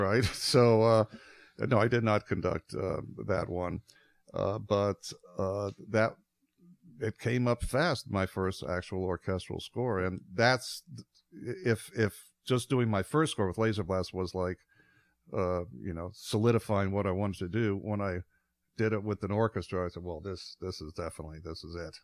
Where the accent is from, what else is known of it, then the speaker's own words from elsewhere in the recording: Midwest, United States; I grew up in the Midwest